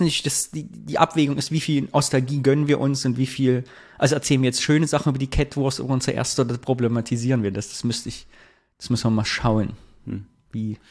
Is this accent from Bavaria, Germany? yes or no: no; Thuringia, Germany; moved away; nach Thüringen zurückzugehen